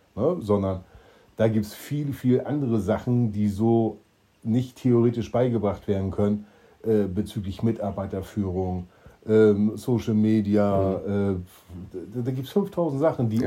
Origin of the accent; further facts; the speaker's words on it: Schwerin, Mecklenburg-Vorpommern, Germany; now in Stuhr, Germany; ich komme aus gebürtig aus Schwerin, deshalb bin ich Ossi